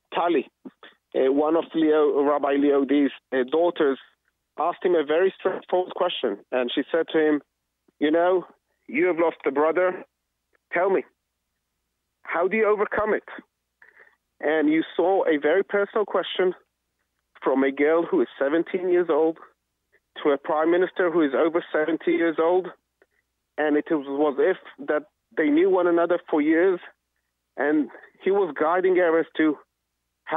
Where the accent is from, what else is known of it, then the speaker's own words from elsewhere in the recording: Jerusalem, Jerusalem District, Israel; moved away as an adult; now in Efrat; I was brought up in Jerusalem.